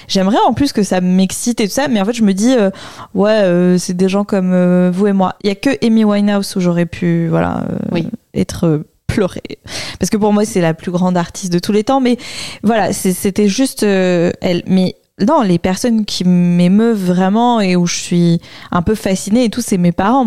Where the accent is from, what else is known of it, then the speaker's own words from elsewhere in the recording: Bordeaux, Nouvelle-Aquitaine, France; moved away; also born or lived in Paris; Je suis de Bordeaux